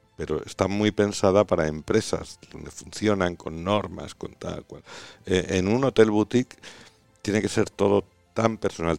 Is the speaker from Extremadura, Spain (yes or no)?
yes; Extremadura, Spain; yo soy extremeño por los cuatro costados